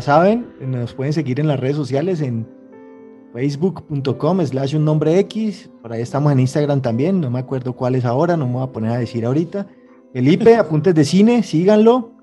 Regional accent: Tuluá, Valle del Cauca, Colombia; yo soy de Tuluá

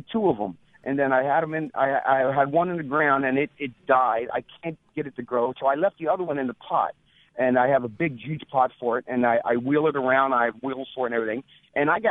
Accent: Pennsylvania, United States; moved away as an adult; I'm a Yankee. That's right. I'm from Pennsylvania.

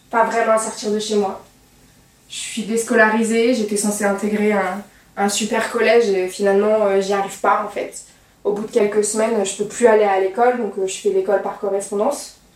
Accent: Charbonnières-les-Bains, Auvergne-Rhône-Alpes, France; je viens de Lyon, un petit village à côté de Lyon qui s'appelle Charbonnières-les-Bains.

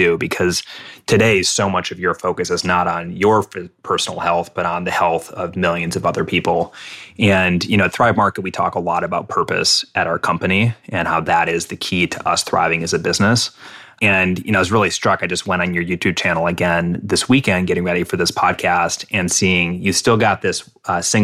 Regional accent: Midwest, United States; I grew up in the Midwest

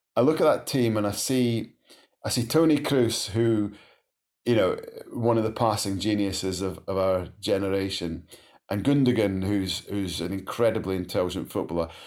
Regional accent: Scotland, United Kingdom; just as a Scot

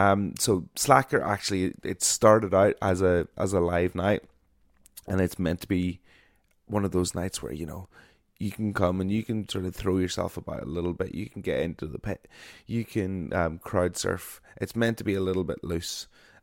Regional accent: Ireland; I am an Irish broadcaster

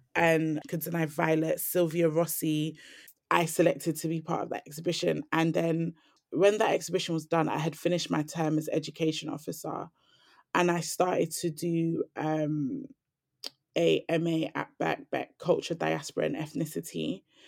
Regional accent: London, United Kingdom; I grew up in Lambeth Grove, and on my estate, there was, like, a lot of violent incidents

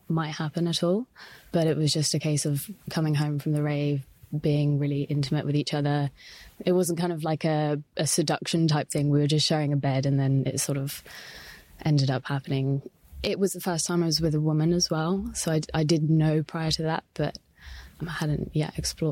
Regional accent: Devon, South West England, United Kingdom; I grew up in Devon, and it was sort of a really small, tiny, rural town

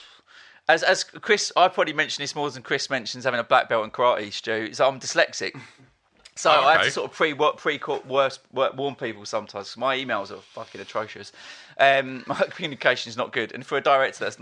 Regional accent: Essex, East of England, United Kingdom; a boy growing up in Essex

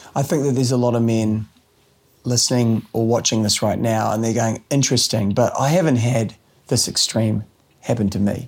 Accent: New Zealand; growing up in New Zealand

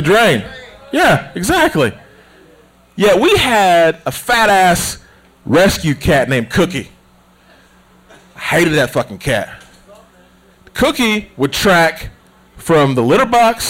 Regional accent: United States; Growing up in Smoky Mountains

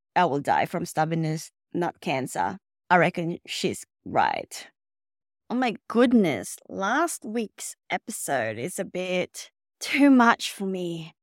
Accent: Philippines; now in Melbourne, Australia; I was born in the Philippines

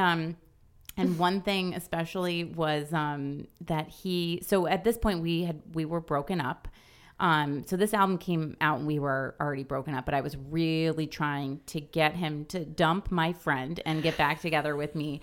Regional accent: farmland town forty minutes from Albany, New York, United States; my hometown, you know, it's like a farmland

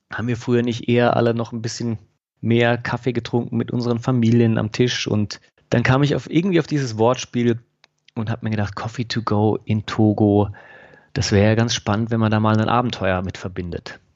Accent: Freiburg, Baden-Württemberg, Germany; in meine Heimat, in Freiburg

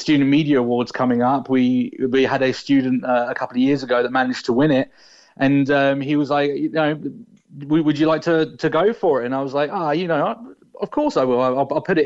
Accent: England, United Kingdom; now in Cork, Ireland; I'm originally from England, but I moved to Ireland

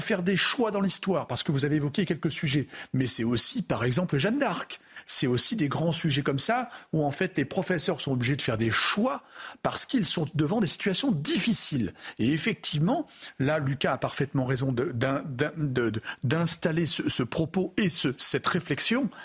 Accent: France; je suis Français

